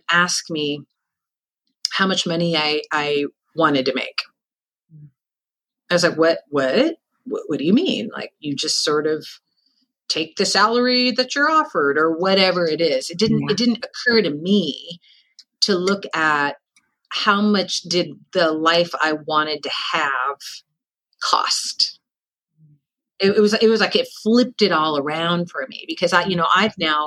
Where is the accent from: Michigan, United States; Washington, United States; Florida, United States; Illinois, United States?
Washington, United States; Seattle; also born or lived in San Francisco; I'm born and raised in Seattle.